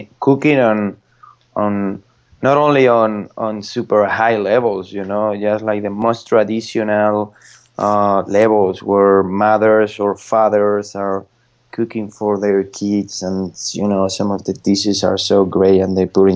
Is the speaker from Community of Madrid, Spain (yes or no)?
yes; Madrid, Community of Madrid, Spain; English is a second language; moved away; I'm from Madrid